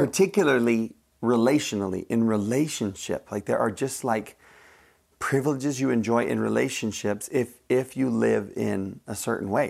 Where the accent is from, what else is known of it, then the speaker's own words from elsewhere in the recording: United States; as an American